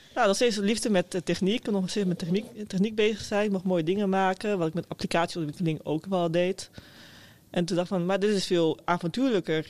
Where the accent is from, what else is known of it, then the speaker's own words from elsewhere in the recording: Meppel, Drenthe, Netherlands; ik kom uit Meppel. Dat is een klein, eh, klein, stadje boven Zwolle.